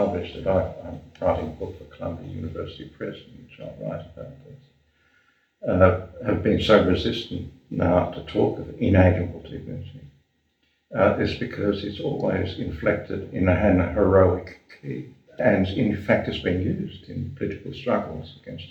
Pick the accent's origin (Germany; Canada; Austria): Germany; born there; it is important to my sense of things that I was born in Germany